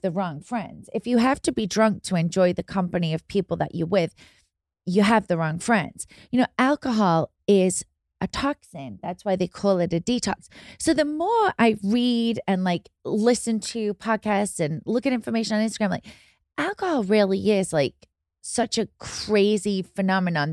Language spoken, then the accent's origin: English; England, United Kingdom; moved away; I grew up in England